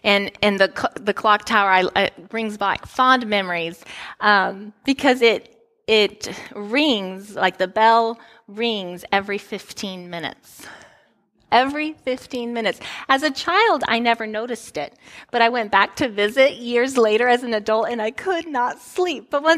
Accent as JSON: {"language": "English", "country": "Italy", "tie": "born there", "said": "As many of you know, I grew up overseas. So I was born in Italy."}